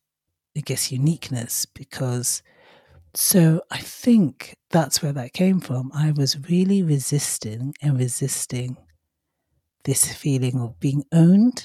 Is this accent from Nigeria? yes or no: yes; Nigeria; in my father's culture, well, where I was brought up, so I'm half Nigerian